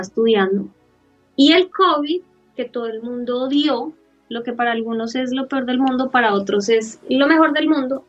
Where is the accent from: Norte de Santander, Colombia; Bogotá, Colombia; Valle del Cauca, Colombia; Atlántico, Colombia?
Bogotá, Colombia; moved away as an adult; also born or lived in Australia; soy de Colombia, pero estoy viviendo en Australia